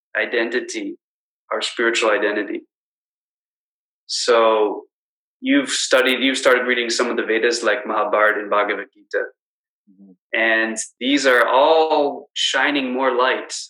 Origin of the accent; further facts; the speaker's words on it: Washington, District of Columbia, United States; now in Chicago, United States; I grew up in Washington, D.C., so it was in the suburbs